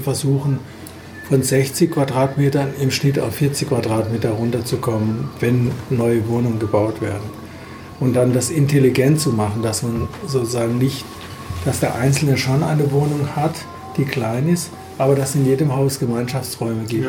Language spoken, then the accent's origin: German; Freiburg, Baden-Württemberg, Germany; aus Freiburg, meiner Heimat